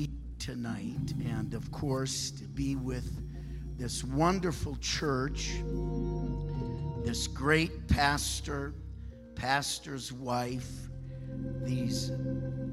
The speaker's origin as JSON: {"language": "English", "region": "Michigan", "country": "United States", "said": "I'm from Michigan"}